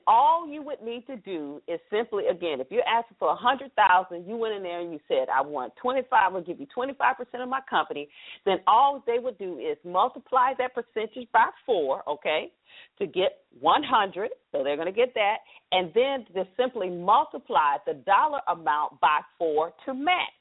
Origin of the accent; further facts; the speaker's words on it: the South, Southern United States, United States; accent: Southern; now in Washington, D.C. area, United States; Proud of my Southern accent